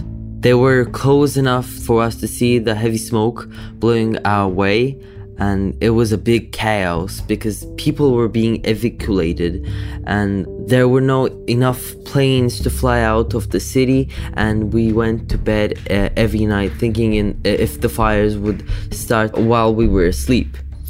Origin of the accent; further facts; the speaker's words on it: Turkey; I'm a climate justice activist from Turkey. And at the moment, I am 14 years old.